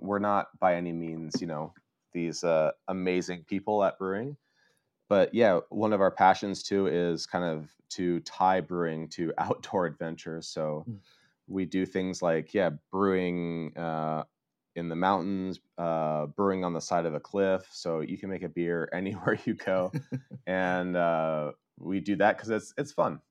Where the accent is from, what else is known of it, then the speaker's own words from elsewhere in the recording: Colorado, United States; moved away as an adult; now in Oslo, Norway; I'm originally from uh, Colorado